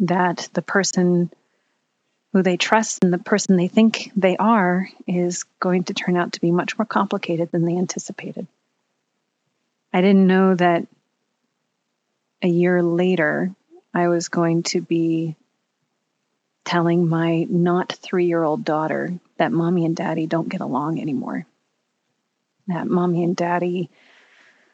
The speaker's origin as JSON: {"language": "English", "area": "Bay Area", "region": "California", "country": "United States", "tie": "born or raised there", "also_born_or_lived": "Pittsburgh", "moved": "as an adult"}